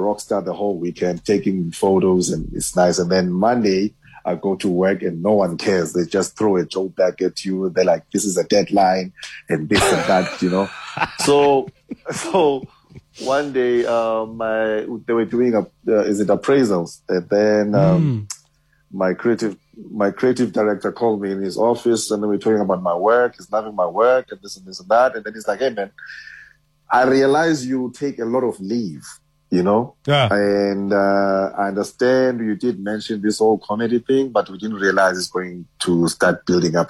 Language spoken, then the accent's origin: English; Eastern Cape, South Africa; moved away as an adult; I was from Eastern Cape, and I went to go study in Cape Town